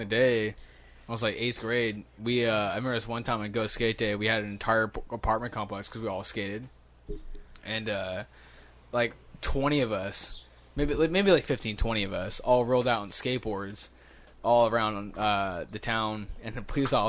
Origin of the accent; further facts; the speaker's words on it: Riverside, United States; moved away; I was born in Riverside